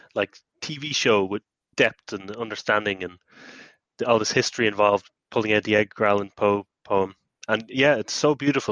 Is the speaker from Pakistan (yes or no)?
no; Ireland; as an Irish person, where you know Halloween was invented